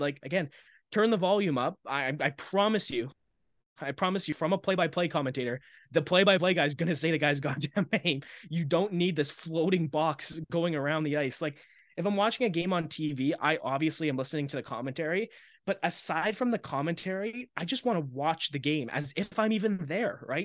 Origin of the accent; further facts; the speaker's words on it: Maple Ridge, British Columbia, Canada; I'm from Maple Ridge.